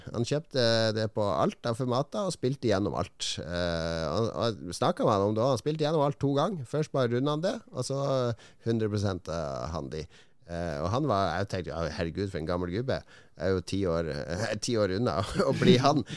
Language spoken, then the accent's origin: Norwegian; Norway; vi er fra Norge